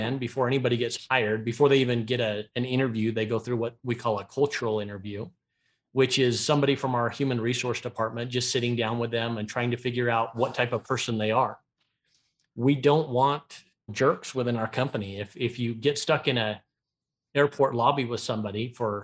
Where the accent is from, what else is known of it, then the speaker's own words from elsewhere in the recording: Ogden, Utah, United States; I grew up in Ogden, Utah